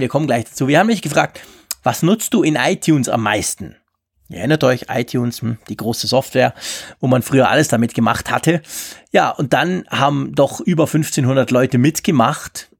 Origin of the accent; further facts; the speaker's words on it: Switzerland; bei uns in der Schweiz